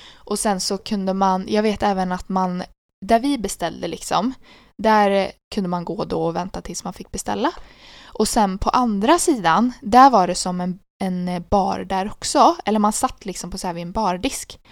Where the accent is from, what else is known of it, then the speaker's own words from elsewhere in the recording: Sweden; Jag bara Sweden